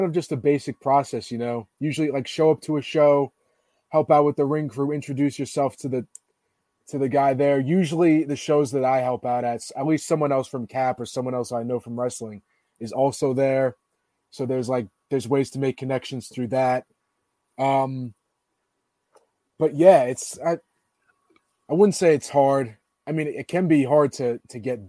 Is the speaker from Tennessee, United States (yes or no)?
no; California, United States; moved away; my home state of California